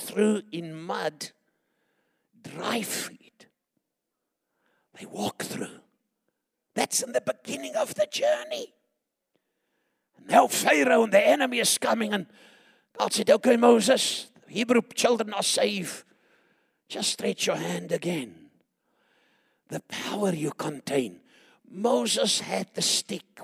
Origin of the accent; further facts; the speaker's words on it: Chingola, Copperbelt Province, Zambia; moved away; I was born in Shingola and Zambia, Northern Rhodesia.